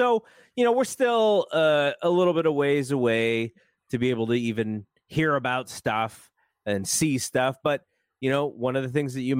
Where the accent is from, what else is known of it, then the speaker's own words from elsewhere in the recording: San Jose, California, United States; San Jose State's great, my hometown, but it's a commuter school.